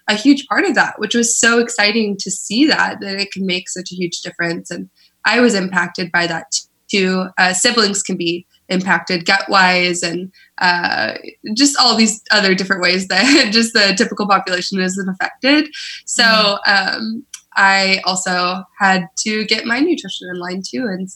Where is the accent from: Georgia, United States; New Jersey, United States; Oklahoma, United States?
Oklahoma, United States; moved away as an adult; now in San Francisco, United States; I am originally from Oklahoma